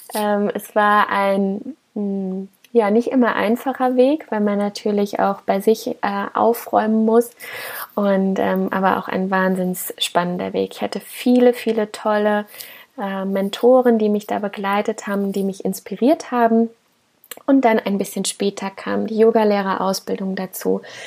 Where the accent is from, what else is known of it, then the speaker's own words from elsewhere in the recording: Koblenz, Rhineland-Palatinate, Germany; ich komme aus Koblenz